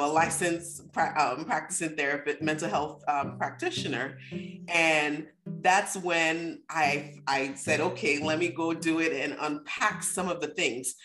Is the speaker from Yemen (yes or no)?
no; Nigeria; growing up in Nigeria, it's almost like we don't want to talk about anything bad